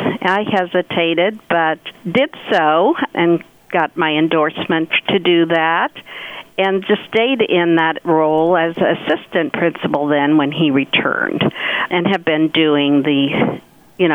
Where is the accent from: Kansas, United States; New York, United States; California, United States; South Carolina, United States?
Kansas, United States; Victoria; moved away as an adult; also born or lived in Dodge City, Kansas; now in Salina, United States; I grew up in Victoria